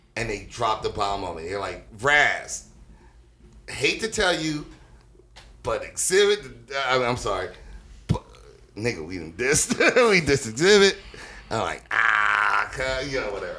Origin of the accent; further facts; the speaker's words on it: Los Angeles, California, United States; also born or lived in Carson; I'm from Watts